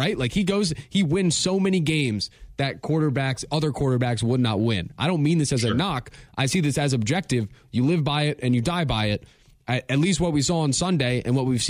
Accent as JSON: {"language": "English", "town": "Philadelphia", "region": "Pennsylvania", "country": "United States", "tie": "born or raised there", "moved": "yes", "said": "I'm originally from Philadelphia."}